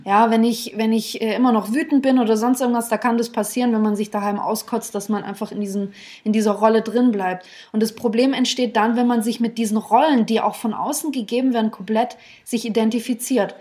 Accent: Germany; Ich bin Deutsche, mhm. Äh, äh, habe äh, russische Wurzeln

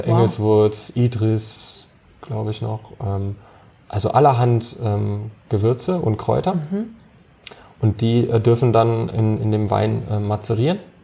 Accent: Germany; bei uns in Deutschland

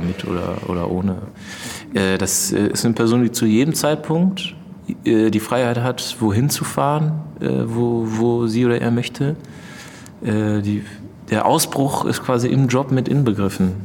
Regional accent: Mainz, Rhineland-Palatinate, Germany; moved away as an adult; also born or lived in Berlin; als ich dann das erste Mal aus Mainz weggezogen war nach Berlin und nach äh, drei Monaten zurückgefahren bin zu meinen Eltern in die Heimat

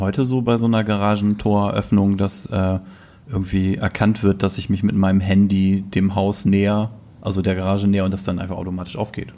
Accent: Selsingen, Lower Saxony, Germany; von meinem Heimatort, Grüße nach Selsingen im Landkreis Rotenburg

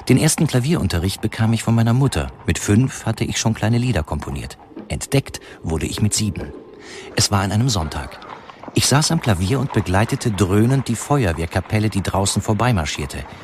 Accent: Apatin, Vojvodina, Serbia; born there; Geboren bin ich 1892 in Apatin in Südungarn.

